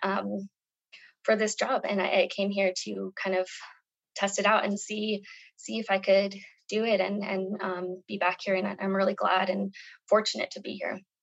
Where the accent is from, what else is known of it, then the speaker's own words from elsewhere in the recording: Albuquerque, New Mexico, United States; moved away as an adult; also born or lived in Nepal / Vietnam; I grew up here in New Mexico